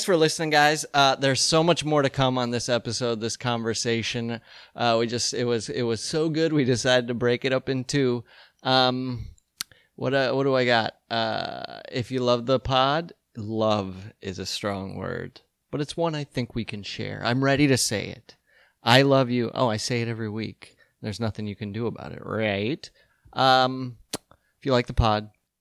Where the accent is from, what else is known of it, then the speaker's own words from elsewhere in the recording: Colorado, United States; growing up in Colorado with Hispanics and Anglos.